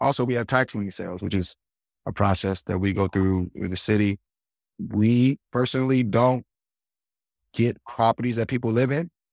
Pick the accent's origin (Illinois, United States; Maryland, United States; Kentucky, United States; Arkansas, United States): Maryland, United States; Baltimore; we grew up in Baltimore